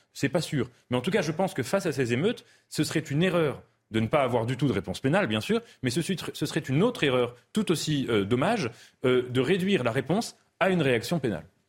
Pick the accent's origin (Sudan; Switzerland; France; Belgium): France; je suis français